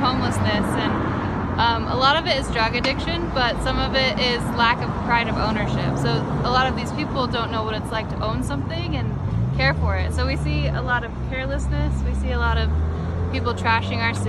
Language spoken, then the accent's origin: English; Littleton, Colorado, United States; I grew up in Littleton. I'm a second generation native.